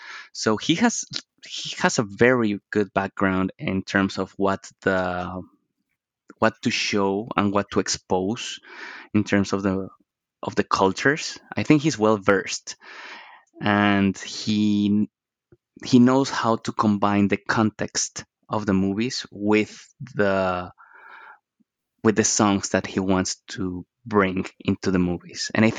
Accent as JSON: {"language": "English", "region": "Bogotá", "country": "Colombia", "tie": "born or raised there", "said": "You're Bogota."}